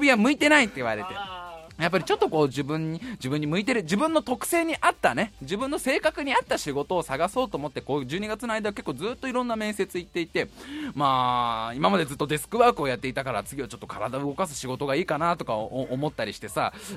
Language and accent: Japanese; Tokorozawa, Saitama, Japan; also born or lived in Tokyo; 東京都に生まれましてね、ね、そのすぐ後に埼玉県に、えー、運ばれて、運ばれて、 すぐ埼玉県に移り住んで、そこの埼玉で